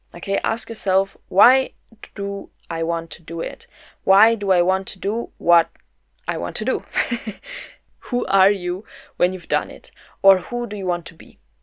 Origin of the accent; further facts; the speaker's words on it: Germany; also born or lived in Berlin; I'm from Germany. I live in Berlin